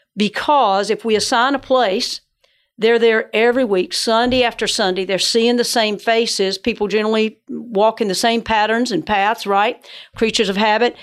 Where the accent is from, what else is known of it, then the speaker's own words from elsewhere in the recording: Georgia, United States; I grew up in Georgia, so that's where the northern accent comes